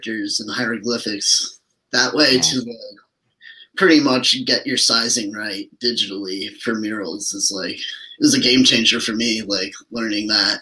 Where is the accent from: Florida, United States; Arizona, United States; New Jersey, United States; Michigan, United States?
Michigan, United States; Lansing; it's my hometown.